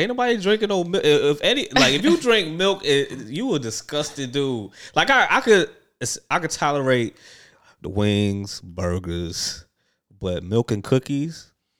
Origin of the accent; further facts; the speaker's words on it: New York City, New York, United States; I'm from New York City